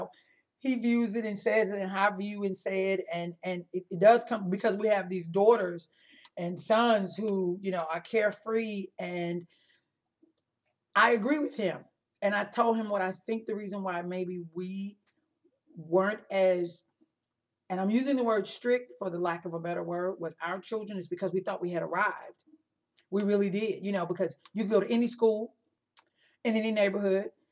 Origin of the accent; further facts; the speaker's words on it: Illinois, United States; I grew up in Illinois